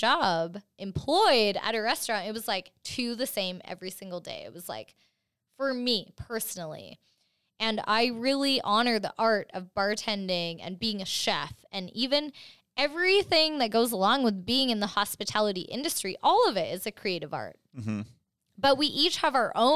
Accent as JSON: {"language": "English", "country": "Canada", "said": "I'm Canadian"}